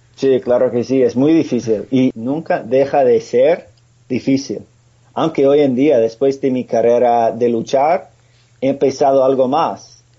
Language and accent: Spanish; Pennsylvania, United States; Spanish is a second language; Nací en Pennsylvania, en un pueblo muy pequeño, y tengo una familia muy buena